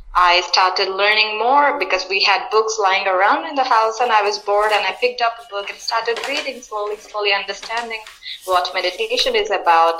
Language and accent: English; India; I'm from India